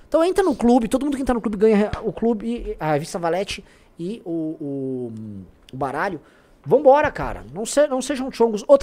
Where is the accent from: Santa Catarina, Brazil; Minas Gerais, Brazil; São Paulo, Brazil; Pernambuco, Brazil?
São Paulo, Brazil; Eu, eu nasci na Vila Prudente e morei na Moca até os 10 anos de, 8 anos, até os 8 anos de idade.